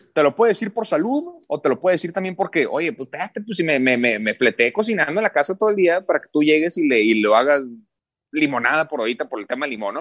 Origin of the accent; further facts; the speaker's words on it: Mexico; yo soy mexicano, orgullosamente mexicano